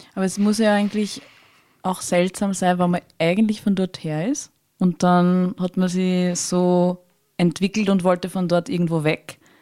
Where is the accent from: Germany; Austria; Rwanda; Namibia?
Austria; Tulln District, Lower Austria; ich komme aus dem Bezirk Tulln